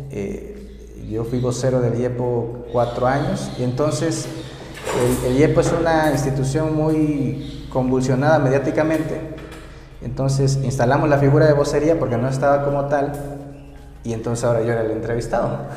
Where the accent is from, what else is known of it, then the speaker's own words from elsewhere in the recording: Mexico City, Mexico; Pues yo soy de acá, yo soy de la capital. Sin embargo, mucha gente eh, siente su identidad de donde es su familia. Y entonces, este, pero yo me siento capitalino, soy de acá